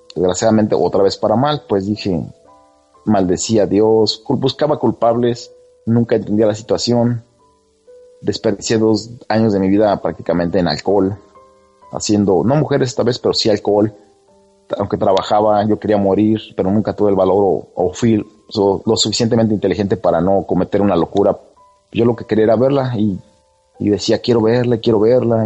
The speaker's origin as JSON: {"language": "Spanish", "country": "Mexico", "moved": "yes", "lives_now": "California, United States", "said": "yo vivo en California, en Estados Unidos, pero soy mexicano."}